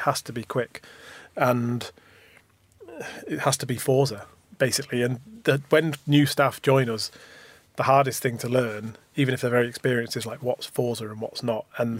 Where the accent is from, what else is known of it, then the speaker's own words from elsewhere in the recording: Manchester, North West England, United Kingdom; now in London, United Kingdom; We're both from Manchester. I've got Irish parents.